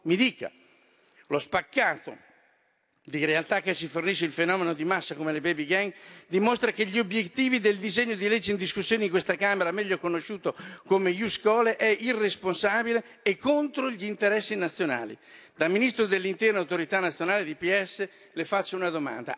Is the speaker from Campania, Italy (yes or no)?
no; Romagna Riviera, Emilia-Romagna, Italy; della Riviera Romagnola, della mia terra